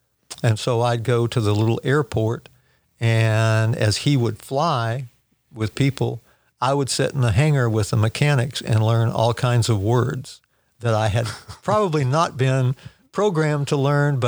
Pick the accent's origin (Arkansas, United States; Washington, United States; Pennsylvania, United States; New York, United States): Washington, United States; also born or lived in California / Oregon / Texas; Well, I was born in Southern California, raised in Washington, Oregon, and Texas. So we moved around a lot